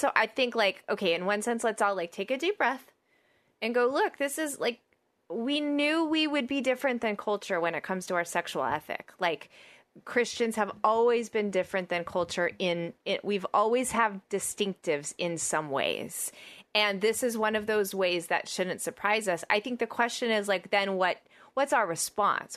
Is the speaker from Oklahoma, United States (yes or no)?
yes; Oklahoma, United States; I'm from Oklahoma